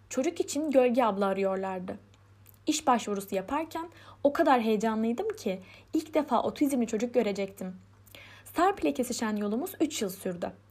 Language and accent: Turkish; Istanbul, Turkey; born there; 1992 İstanbul doğumluyum. Liseyi Pendik Fatih Anadolu Lisesi'nde tamamladım.